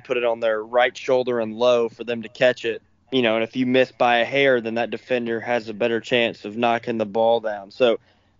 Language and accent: English; Samford, Alabama, United States; also born or lived in Senatobia, Mississippi; go back to my hometown and go play for Samford for 2 years